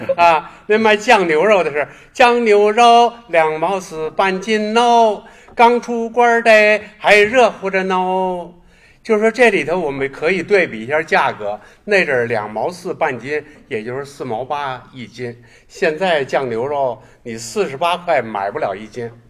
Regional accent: Beijing, China; 我始终就是生活生长在这片沃土

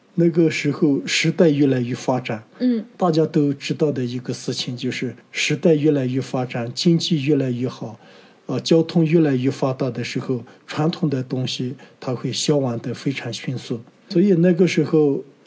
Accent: Yunnan, China; 我是土生土长的泸沽湖摩梭人

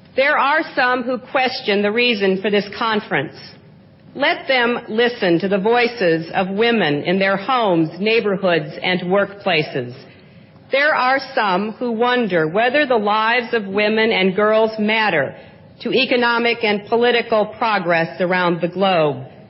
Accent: United States; As an American, I want to speak for women in my own country

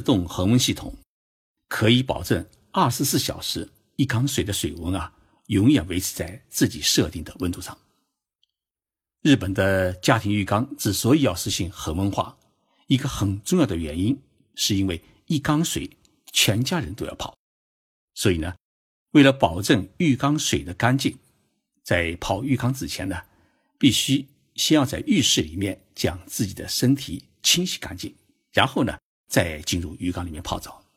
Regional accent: China; now in Japan; 我们中国人由于过去缺少温泉，没有日本的这种生后的温泉的文化，因此呢，习惯于淋浴

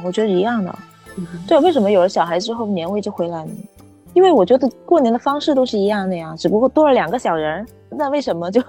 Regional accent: Shenzhen, Guangdong, China; 我从小都是在在深圳

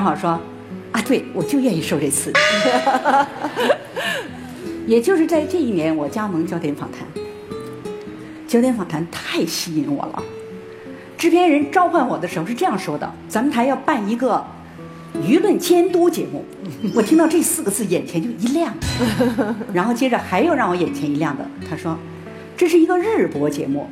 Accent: Northeast China, China; moved away; 东北我家乡的一个媒体的记者又来采访我

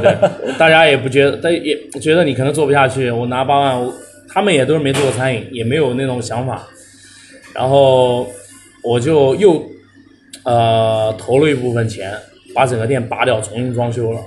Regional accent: Nanjing, Jiangsu, China; 我是南京人，然后我在零四年的时候创立了狗镇滑板，是八六年出生

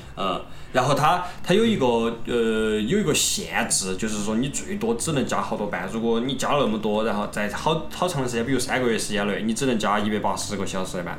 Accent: China; moved away as an adult; now in Germany; 我们中国人的文化

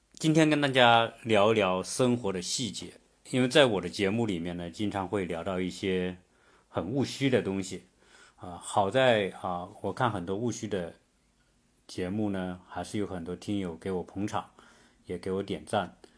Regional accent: China; now in Atlanta, United States; 我们中国人舌尖上的国家，啊，舌尖上的民族

